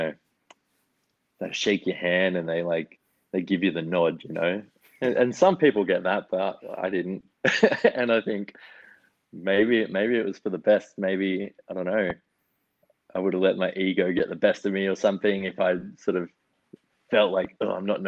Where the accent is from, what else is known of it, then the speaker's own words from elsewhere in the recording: Wagga Wagga, New South Wales, Australia; moved away as an adult; now in Melbourne, Australia; I'm like from Wagga